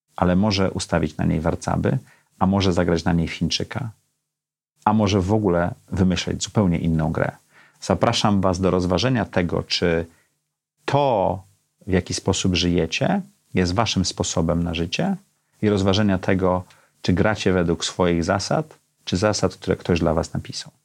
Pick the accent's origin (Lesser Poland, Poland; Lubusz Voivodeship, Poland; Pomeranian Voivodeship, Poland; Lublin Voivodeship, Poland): Pomeranian Voivodeship, Poland; Gdańsk; now in Warsaw, Poland; Ja urodziłem się w Gdańsku w środku komunizmu